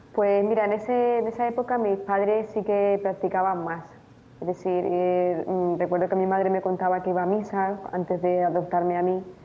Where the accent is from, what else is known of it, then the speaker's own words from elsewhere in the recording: Tenerife, Canary Islands, Spain; moved away as an adult; also born or lived in Romania; now in Murcia, Spain; nací allí y fui fui adoptada por un matrimonio canario y eh, por eso pues, sí, he crecido en España